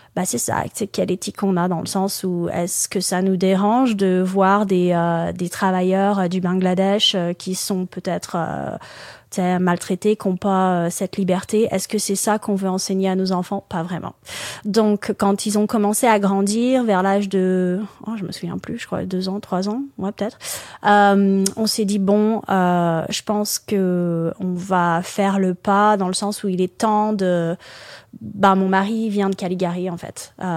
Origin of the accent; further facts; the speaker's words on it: France; moved away as an adult; also born or lived in Qatar / Dubai / Alberta; now in Aylmer, Canada; je viens de France, mais j'ai vécu j'ai vécu à l'étranger pendant une bonne dizaine d'années avant de avant d'arriver au Canada en 2017.